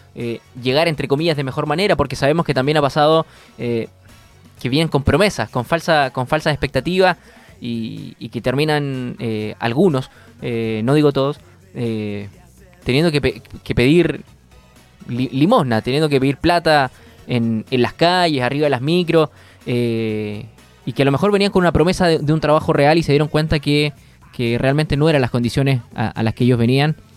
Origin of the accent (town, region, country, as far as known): Chile